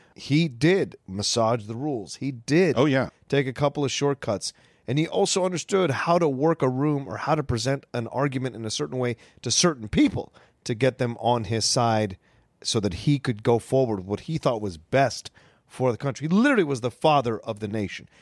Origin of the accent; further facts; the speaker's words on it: Virginia, United States; growing up in Virginia